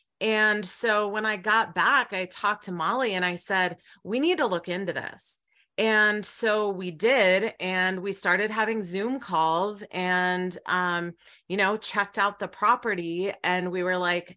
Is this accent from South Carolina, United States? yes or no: no; Miami, Florida, United States; also born or lived in Colorado / Vietnam; now in Great Falls, United States; I grew up in Miami, Florida